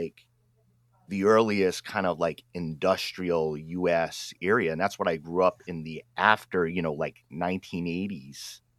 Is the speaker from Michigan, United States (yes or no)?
no; Pawtucket, Rhode Island, United States; now in Oregon, United States; I grew up in Pawtucket, Rhode Island, East Coast